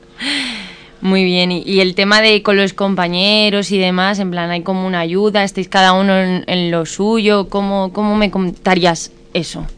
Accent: Morata de Tajuña, Community of Madrid, Spain; aquí en mi pueblo

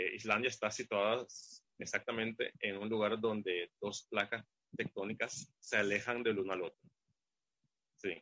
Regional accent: Curaçao; soy de Curazao

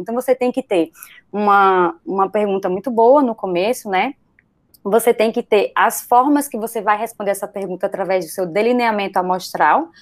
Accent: Brazil; Somos brasileiros

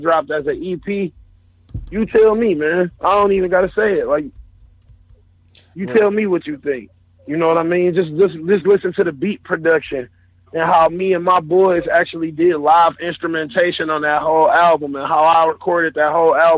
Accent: Detroit, Michigan, United States; I'm from Detroit

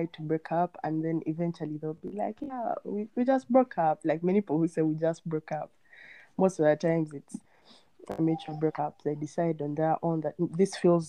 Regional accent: Kampala, Central Region, Uganda; I'm from Kampala, Uganda

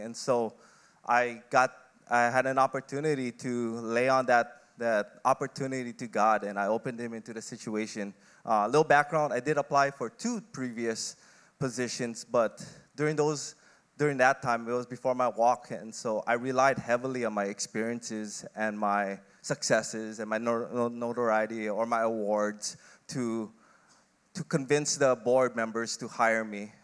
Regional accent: Kauai, Hawaii, United States; moved away as an adult; also born or lived in Philippines / Oregon; lived on Kauai, had a relatively decent childhood

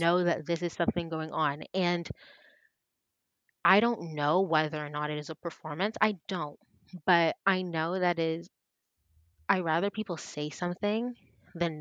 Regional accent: Canada; also born or lived in Toronto; We are Canadian. I am Toronto based

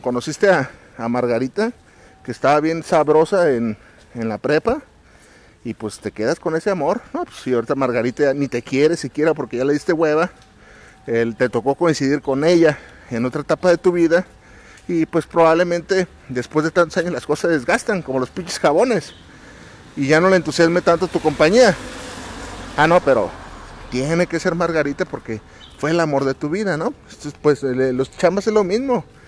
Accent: Mexico; mes patrio acá en mi país

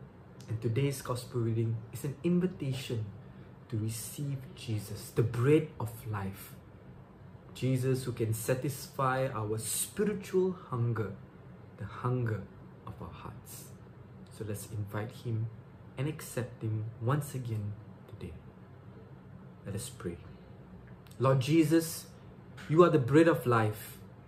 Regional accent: Subang Jaya, Selangor, Malaysia; Once again … from Subang Jaya, Malaysia.

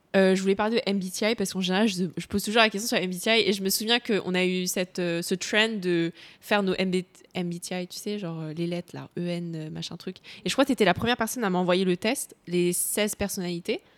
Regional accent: Cambodia; je suis cambodgienne, j'ai grandi au Cambodge

